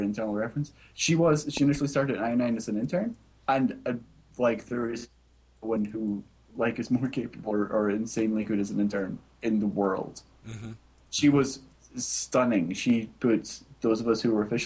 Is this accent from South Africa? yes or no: no; Scotland, United Kingdom; I'm Scottish.